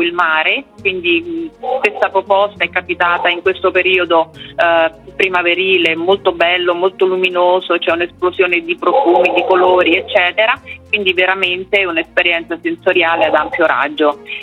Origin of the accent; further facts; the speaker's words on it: Rome, Lazio, Italy; Sono di Roma